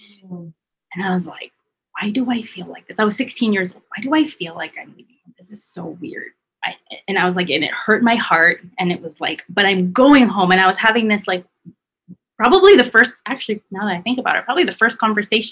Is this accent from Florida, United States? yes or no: no; California, United States; moved away as an adult; now in Hawaii, United States; I was born and raised in California